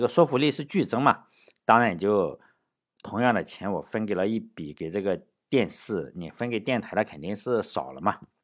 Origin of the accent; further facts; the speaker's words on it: Shandong, China; moved away; 我小时候在山东的话